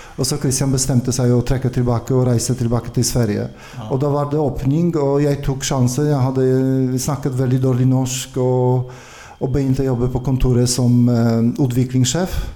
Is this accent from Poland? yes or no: yes; Konin, Greater Poland, Poland; Swedish is a second language; moved away as an adult; also born or lived in Gdansk, Poland; now in Norway; jag kommer från, från Polen och jag började i, i fäktundervisning i en by som är väldigt känd med sabelfäktning nu, Konin.